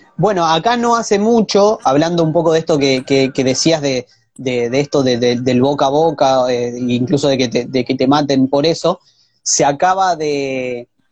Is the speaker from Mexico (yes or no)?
no; Argentina